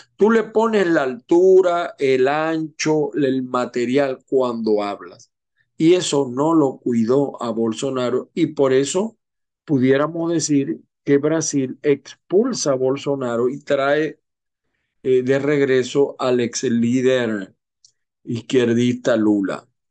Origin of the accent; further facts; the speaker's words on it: Venezuela; como venezolanos, como latinoamericanos